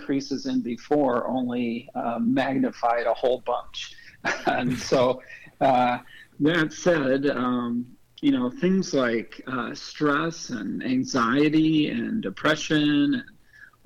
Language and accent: English; St. Louis Park, Minnesota, United States; moved away as an adult; also born or lived in Wisconsin; I'm originally from Minneapolis and St. Louis Park specifically, went to high school there.